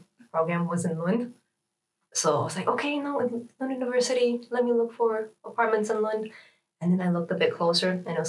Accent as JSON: {"language": "English", "country": "Canada", "moved": "as an adult", "lives_now": "Sweden", "said": "from now on. I'm from Canada"}